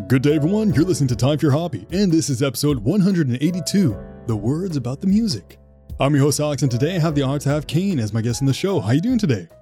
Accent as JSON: {"language": "English", "town": "Ottawa", "region": "Ontario", "country": "Canada", "said": "I'm from Ottawa."}